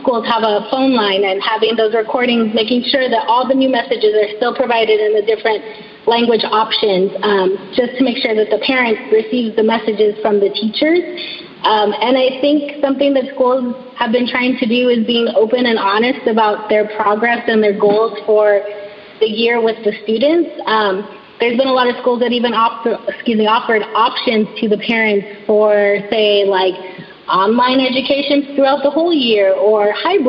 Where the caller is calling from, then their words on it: California, United States; So I'm speaking from California.